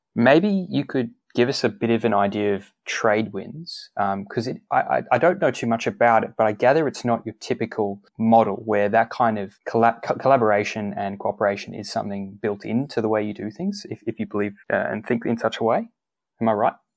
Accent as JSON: {"language": "English", "country": "Australia", "said": "We we are an island here in Australia, and we are quite far removed"}